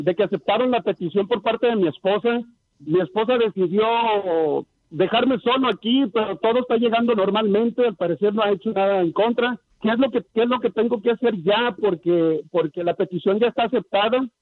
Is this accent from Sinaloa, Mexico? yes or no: yes; Mazatlán, Sinaloa, Mexico; now in United States; yo soy mexicano, soy de Sinaloa, de, de, Mazatlán.